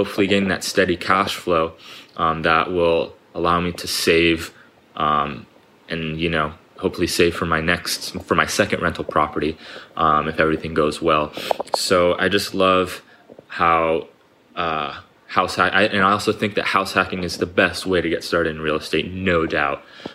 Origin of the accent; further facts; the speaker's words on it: Huntington Beach, California, United States; I'm from Southern California, more specifically Huntington Beach, California